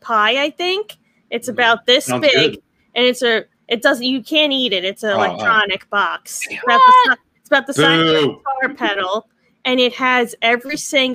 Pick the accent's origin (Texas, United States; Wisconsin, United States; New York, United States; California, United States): New York, United States; New York City; accent: Staten Island; With my Staten Island accent.